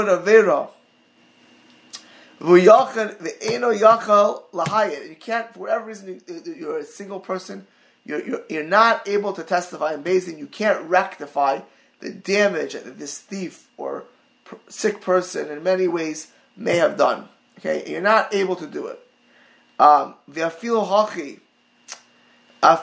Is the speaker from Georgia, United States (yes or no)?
no; Miami Beach, Florida, United States; I grew up in Maya Beach, in Mid Beach